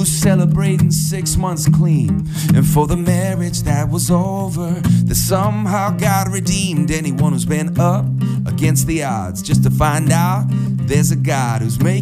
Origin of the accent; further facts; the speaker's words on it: Chicago, Illinois, United States; I grew up in the Chicago suburbs